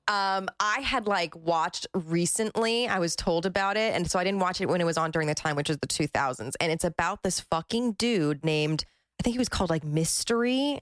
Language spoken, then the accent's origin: English; New Jersey, United States; I'm from Jersey